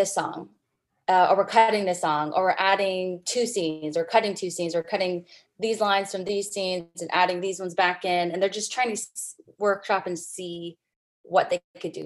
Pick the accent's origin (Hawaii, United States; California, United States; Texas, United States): California, United States; San Jose; I was born and raised in San Jose, California.